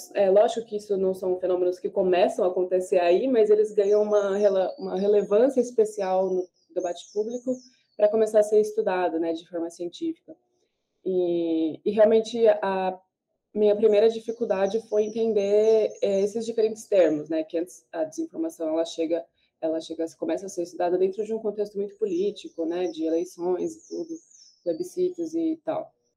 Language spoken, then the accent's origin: Portuguese; Brazil; enquanto brasileiro